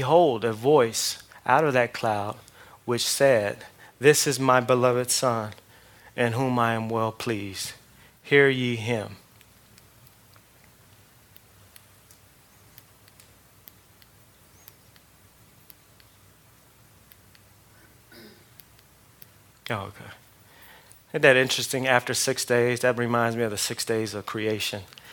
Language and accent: English; outside of Los Angeles, California, United States; I grew up outside of Los Angeles, you know, primarily in the 70s and the 80s